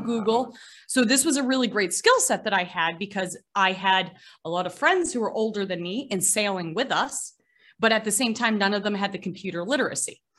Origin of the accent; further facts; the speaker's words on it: Gloucester, Massachusetts, United States; also born or lived in Boston; I was born in Gloucester, Massachusetts, which is America's oldest seaport.